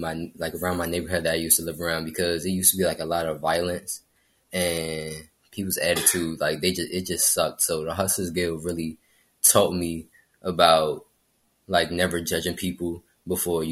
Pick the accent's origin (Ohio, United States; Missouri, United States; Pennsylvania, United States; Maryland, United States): Maryland, United States; Oxon Hill; I'm from the Glass Manor area in Oxon Hill, Maryland